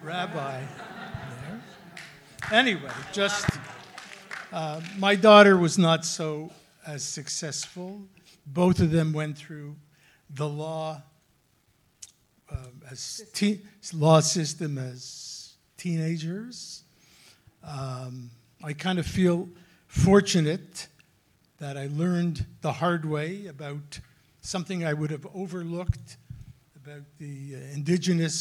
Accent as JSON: {"language": "English", "town": "Montreal", "region": "Quebec", "country": "Canada", "moved": "as an adult", "lives_now": "Toronto, Canada", "said": "I am a parent from Montreal originally. We moved to Toronto 7 years ago"}